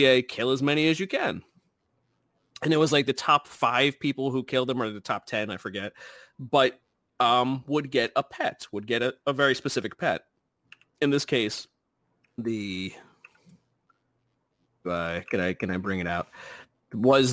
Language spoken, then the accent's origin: English; New Jersey, United States; accent: Jersey; My Jersey accent kicking